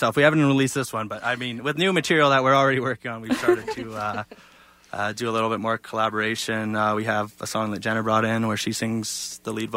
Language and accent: English; Lethbridge, Alberta, Canada; my hometown of Lethbridge